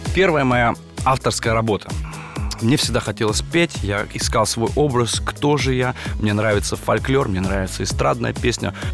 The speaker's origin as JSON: {"language": "Russian", "country": "Kazakhstan", "tie": "born or raised there", "said": "Родом я сам из Казахстана"}